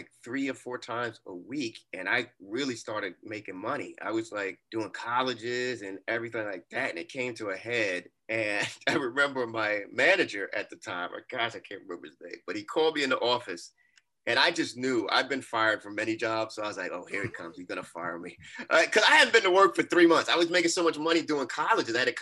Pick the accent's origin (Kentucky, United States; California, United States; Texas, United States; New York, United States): New York, United States; New York City; I'm from Brooklyn